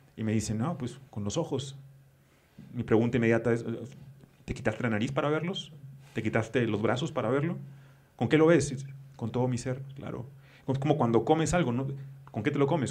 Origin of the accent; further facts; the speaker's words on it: northern Mexico, Mexico; now in Mexico City, Mexico; cuando llegué a la Ciudad de México como, como norteño